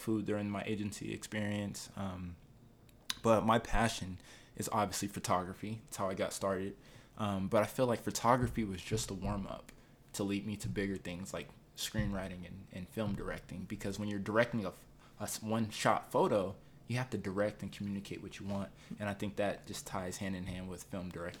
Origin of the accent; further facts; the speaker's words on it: Denver, Colorado, United States; moved away as an adult; also born or lived in Phoenix / San Diego / New York / Washington, D.C.; I'm a Denver native. I was born here. I grew up in the Five Points area off of 23rd and Vine, 23rd and Emerson